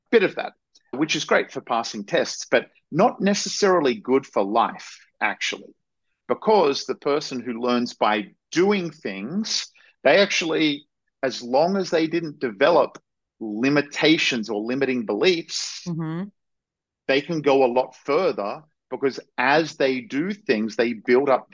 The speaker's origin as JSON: {"language": "English", "country": "Australia", "tie": "born or raised there", "said": "I grew up in Australia, and I had, what was considered at the time sort of a normal, idyllic sort of Australian upbringing."}